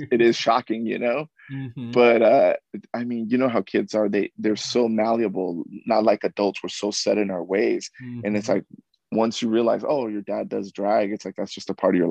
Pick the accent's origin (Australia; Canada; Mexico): Mexico; now in United States; I was born in Mexico. I was brought here as a undocumented citizen when I was brought here.